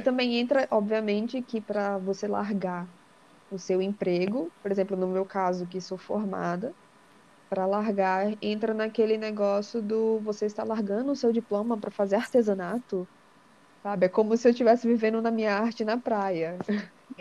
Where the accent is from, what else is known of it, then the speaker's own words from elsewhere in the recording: Natal, Rio Grande do Norte, Brazil; moved away as an adult; now in São Paulo, Brazil; eu morava em Natal, com meus, meus pais, eu sou de Natal, e eu vim morar em São Paulo